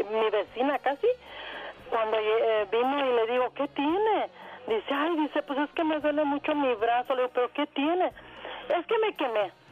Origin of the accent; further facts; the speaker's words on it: Salamanca, Guanajuato, Mexico; born there; Yo nací en un pueblo allá cerquita de eh, Guanajuato.